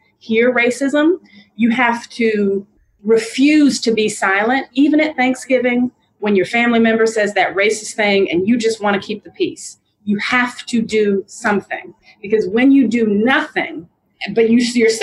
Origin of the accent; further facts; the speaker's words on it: Montgomery, Alabama, United States; also born or lived in Atlanta, Georgia; I was born in Atlanta, Georgia, grew up in Montgomery, Alabama